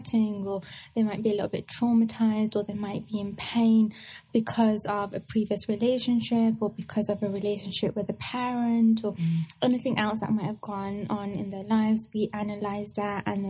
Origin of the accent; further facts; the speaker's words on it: England, United Kingdom; I was born in England